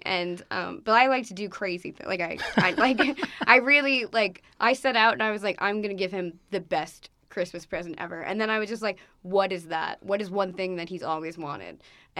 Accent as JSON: {"language": "English", "area": "Long Island", "region": "New York", "country": "United States", "moved": "yes", "lives_now": "Newark, United States", "said": "I'm from Long Island"}